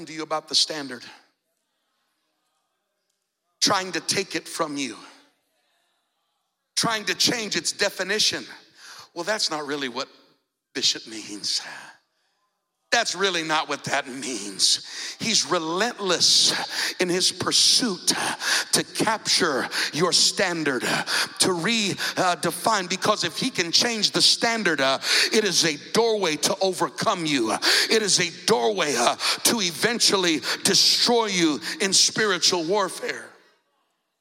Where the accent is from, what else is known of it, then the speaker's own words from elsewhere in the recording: Colorado, United States; now in Fort Myers, United States; I grew up in Colorado in the mountains